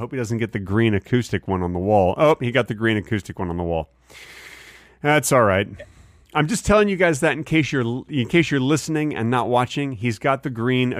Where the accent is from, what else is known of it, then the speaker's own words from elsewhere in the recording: Dallas, Texas, United States; I grew up in Dallas where they had tornadoes